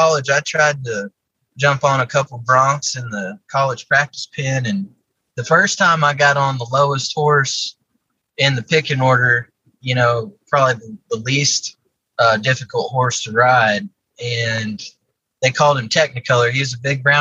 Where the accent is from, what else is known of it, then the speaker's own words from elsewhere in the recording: Odessa, Texas, United States; I grew up in Odessa, Texas, out in West Texas